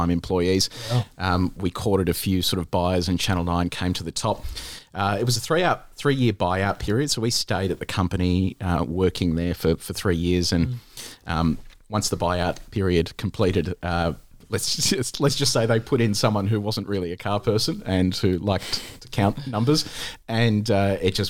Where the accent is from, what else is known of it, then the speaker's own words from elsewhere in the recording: Australia; also born or lived in Novi Sad, Serbia; I was born in Serbia, in Novi Sad, and my parents came to Australia when I was 2.